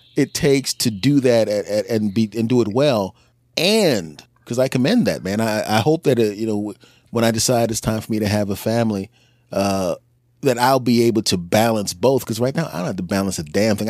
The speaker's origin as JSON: {"language": "English", "town": "Philadelphia", "region": "Pennsylvania", "country": "United States", "tie": "born or raised there", "moved": "yes", "lives_now": "New Jersey, United States", "said": "a person who was born and raised in Philadelphia"}